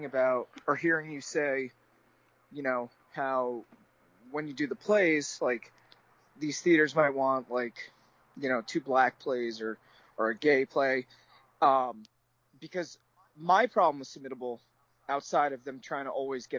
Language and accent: English; New Jersey, United States; I'm from New Jersey.